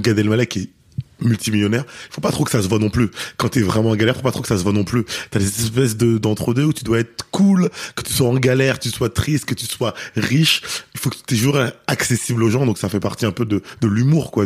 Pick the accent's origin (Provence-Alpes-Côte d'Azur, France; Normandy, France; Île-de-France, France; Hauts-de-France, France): Île-de-France, France; Paris; je suis parisien